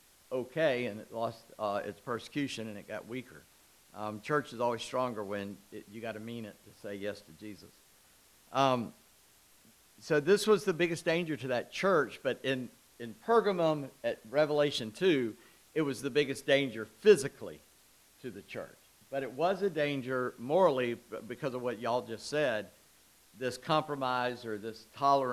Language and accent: English; Charleston, South Carolina, United States; I'm from Charleston.